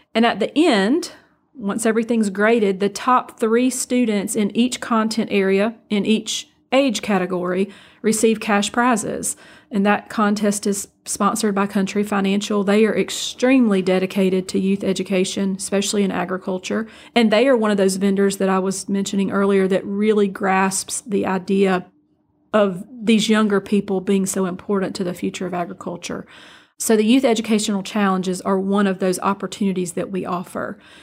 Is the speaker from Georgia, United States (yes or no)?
yes; Bainbridge, Georgia, United States; also born or lived in Brooklet, Georgia / Statesboro, Georgia / Donalsonville, Georgia / Thomasville, Georgia; now in Moultrie, United States; I actually graduated high school in Bainbridge, Georgia